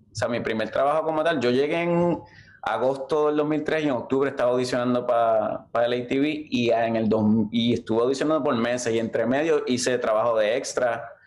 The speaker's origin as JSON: {"language": "Spanish", "town": "Levittown", "region": "Toa Baja", "country": "Puerto Rico", "tie": "born or raised there", "also_born_or_lived": "Valparaíso, Toa Baja", "moved": "yes", "said": "yo me crié en Levittown, al lado de la pista."}